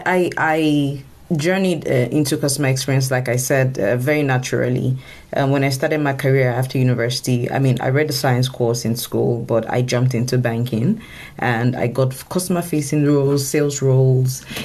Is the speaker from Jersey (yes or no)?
no; Nigeria; I come from Africa, and Nigeria in particular